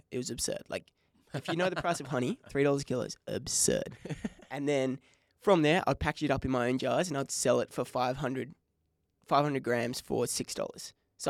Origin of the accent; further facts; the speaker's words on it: Bunbury, Western Australia, Australia; But I grew up in Bunbury. I was born in Bunbury.